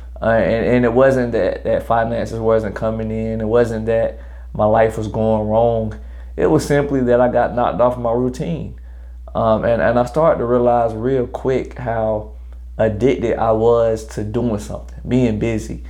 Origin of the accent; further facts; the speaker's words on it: Greenville, South Carolina, United States; I'm originally from Greenville, South Carolina. 864 stand all the way up. I'm a graduate of Greenville High School 2011